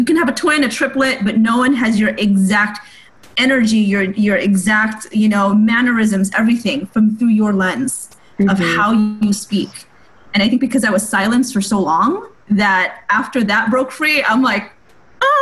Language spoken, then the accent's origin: English; United States; I'm Asian American